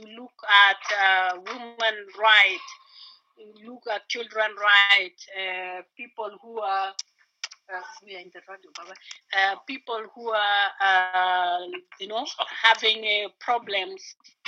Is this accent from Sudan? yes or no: yes; Sudan; now in Berlin, Germany; Okay, I'm … from Berlin, but originally from Sudan. I came here to Germany 2012